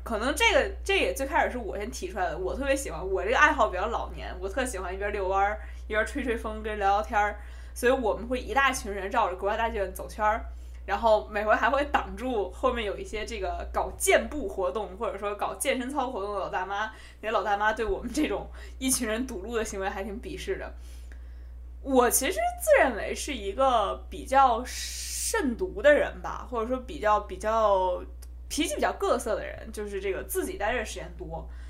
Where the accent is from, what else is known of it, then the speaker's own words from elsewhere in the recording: Beijing, China; accent: Beijing dialect (京片子); also born or lived in Hubei; 我虽然是在北京长大的，大家听我一口金片子啊，但是我，我们家其实是湖北人